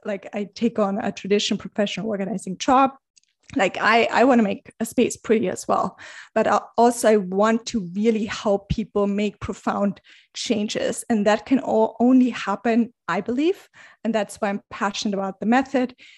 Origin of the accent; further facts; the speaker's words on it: Germany; moved away as an adult; now in New York City, United States; I am originally from Germany. I've been living in New York City, uh, for the past, I think, nine years.